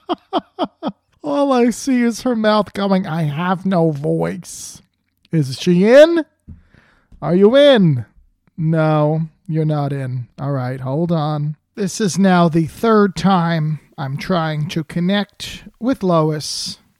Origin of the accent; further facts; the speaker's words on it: New Jersey, United States; now in California, United States; growing up in New Jersey